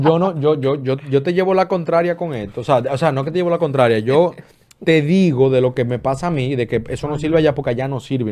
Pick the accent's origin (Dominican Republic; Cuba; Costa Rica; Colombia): Dominican Republic; also born or lived in Florida; now in United States; República Dominicana, mi país natal